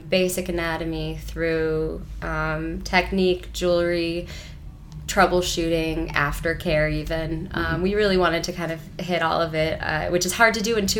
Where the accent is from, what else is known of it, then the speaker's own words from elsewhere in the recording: Ann Arbor, Michigan, United States; moved away as an adult; also born or lived in Portland / Providence, Rhode Island; I grew up in Ann Arbor